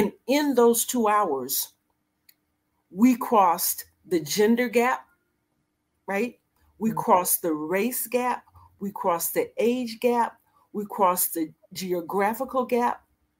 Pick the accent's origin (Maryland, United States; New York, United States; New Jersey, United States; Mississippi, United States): Maryland, United States; Annapolis; I said, well, you know, I'm here visiting from Maryland. He said, where? I said, Annapolis.